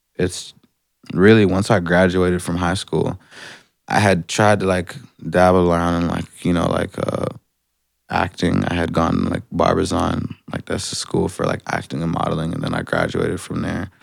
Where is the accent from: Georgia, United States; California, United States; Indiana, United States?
Georgia, United States; Atlanta; now in Canada; I'm from Atlanta